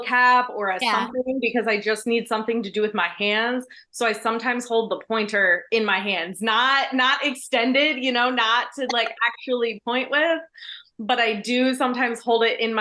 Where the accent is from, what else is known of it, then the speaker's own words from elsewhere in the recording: D.C., District of Columbia, United States; I grew up outside Washington, D.C.